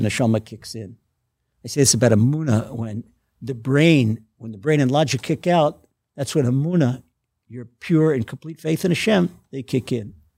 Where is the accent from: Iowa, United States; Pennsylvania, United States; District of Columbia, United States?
District of Columbia, United States; Washington; moved away as an adult; now in Israel; I grew up, I was born in Washington, D C, in an inner city slum